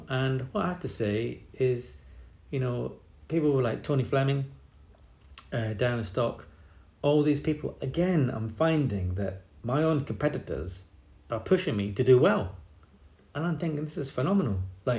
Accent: England, United Kingdom; also born or lived in Scotland; And I think there was a little bit of a argument with Chris Hoy's dad and my dad, because of course I'm Scottish.

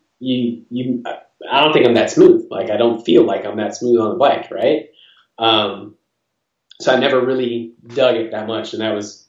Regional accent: Park Forest, Illinois, United States; from Park Forest, Illinois

